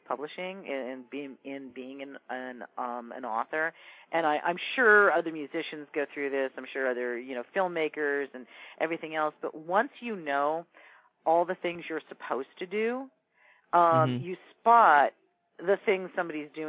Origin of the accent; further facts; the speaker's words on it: Ventura, California, United States; I grew up in Ventura, which is, you know, a beach town an hour north of L.A.